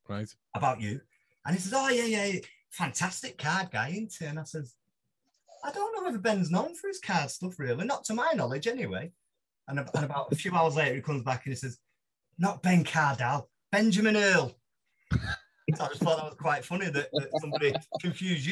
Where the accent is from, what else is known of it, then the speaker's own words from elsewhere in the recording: Manchester, North West England, United Kingdom; I'm a Mancunian